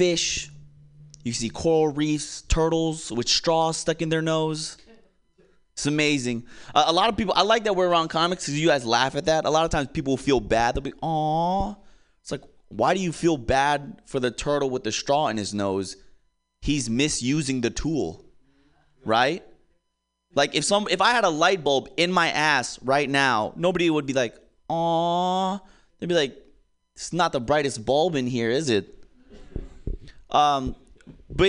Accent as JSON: {"language": "English", "region": "Hawaii", "country": "United States", "said": "I'm originally from Hawaii"}